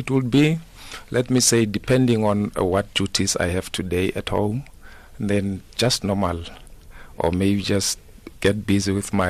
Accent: Pretoria, Gauteng, South Africa; also born or lived in Limpopo; Originally, I'm from Tsani Nwamito in Limpopo. Okay. Yes, and then, but I grew up in Pretoria. I attended school there. And then, yeah, I think my life currently is based in Pretoria, in Soshanguve

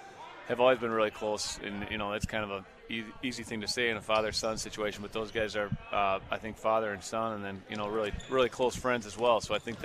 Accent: Fond du Lac, Wisconsin, United States; moved away; I'm a Fond du Lac native.

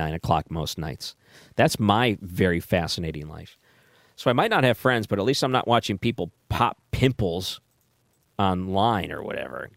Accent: Michigan, United States; moved away; I grew up in Michigan

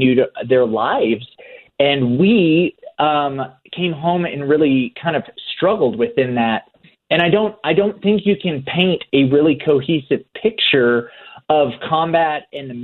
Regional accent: Oklahoma, United States; I grew up in Oklahoma in like the buckle of the Bible Belt

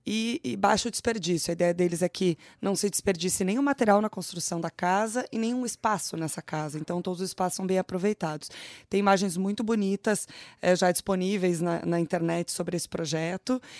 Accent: São Paulo, Brazil; É, eu sou paulista

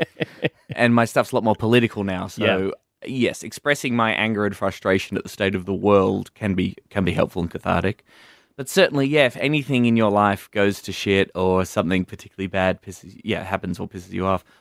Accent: Warrnambool, Victoria, Australia; moved away as an adult; also born or lived in Melbourne; I moved from my hometown of Warrnambool in Country Victoria to Melbourne in 2008

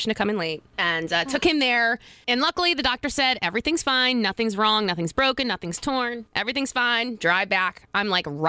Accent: New York, United States; moved away as an adult; now in San Diego, United States; I'm originally from New York. Been in San Diego for 4 years now. I am a divorced single mom of 4 kids

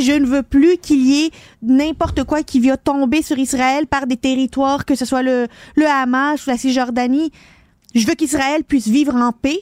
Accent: Quebec, Canada; ici chez nous au Québec

